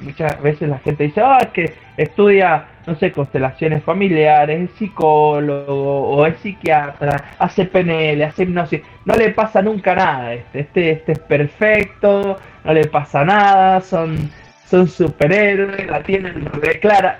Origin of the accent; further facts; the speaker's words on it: San Juan, Argentina; soy oriundo de San Juan, Argentina